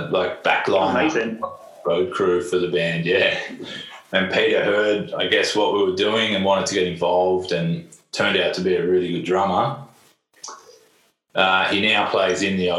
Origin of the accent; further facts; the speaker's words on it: Melbourne, Victoria, Australia; moved away as an adult; also born or lived in Berlin, Germany; I grew up in Melbourne, always played music in Melbourne